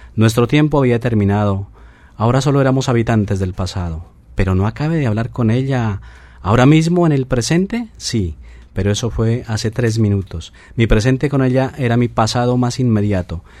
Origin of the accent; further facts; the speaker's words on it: Colombia; Esos somos los colombianos.